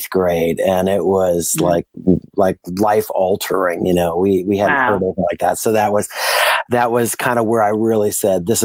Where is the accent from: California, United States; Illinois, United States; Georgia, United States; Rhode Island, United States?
Illinois, United States; Chicago; moved away as an adult; now in Henderson, United States; I'm originally from Chicago, so I lived there for most of my life